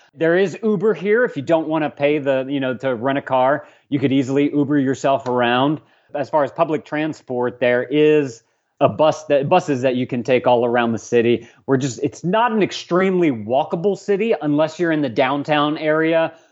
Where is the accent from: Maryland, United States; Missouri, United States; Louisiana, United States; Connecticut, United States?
Louisiana, United States; Lafayette; also born or lived in Tulsa, Oklahoma; I was born and raised in Lafayette, so I spent a good twenty-some-odd years here